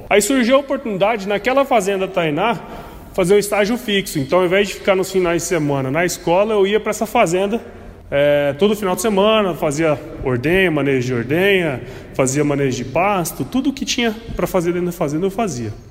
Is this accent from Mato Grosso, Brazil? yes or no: yes; Cuiabá, Mato Grosso, Brazil; sou cuiabano, né, de Chapecruz